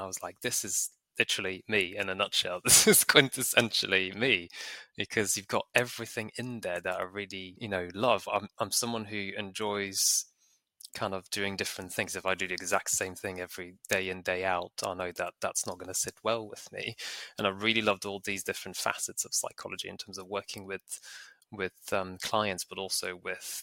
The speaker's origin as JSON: {"language": "English", "country": "Bulgaria", "tie": "born or raised there", "moved": "yes", "said": "I grew up in Bulgaria, that's where I went to school"}